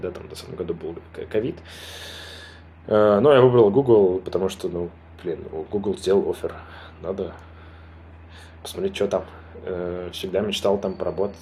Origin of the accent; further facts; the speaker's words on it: Armenia; я армянин, я живу в Армении